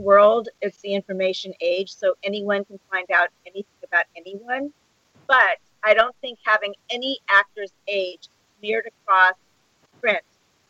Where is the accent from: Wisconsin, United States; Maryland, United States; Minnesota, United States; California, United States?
California, United States; Palm Springs; also born or lived in Santa Monica; now in Los Angeles, United States; I was actually born in Santa Monica, but raised in Palm Springs.